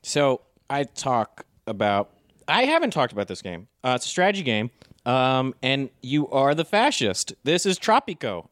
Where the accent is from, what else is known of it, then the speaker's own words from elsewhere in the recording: United States; I'm a hardcore American